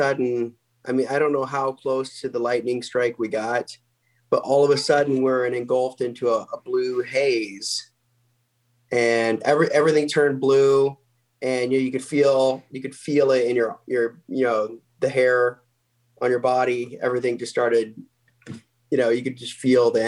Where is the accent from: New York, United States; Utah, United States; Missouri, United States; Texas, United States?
Missouri, United States; Salem; moved away as an adult; also born or lived in Omaha, Nebraska; I was born in Omaha, but then we moved down to the farm in Missouri when I was really young. And before I was even in school, and then moved back to Omaha in 99.